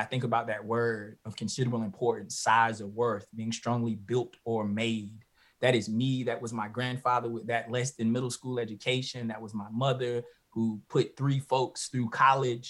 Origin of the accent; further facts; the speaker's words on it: Halifax County, North Carolina, United States; being born and bred in Halifax County, North Carolina, working on the farm